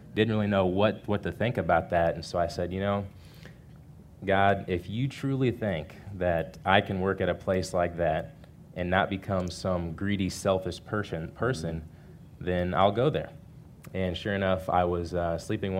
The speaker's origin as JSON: {"language": "English", "town": "Kansas City", "country": "United States", "tie": "born or raised there", "moved": "as an adult", "lives_now": "Houston, United States", "said": "my hometown of Kansas City"}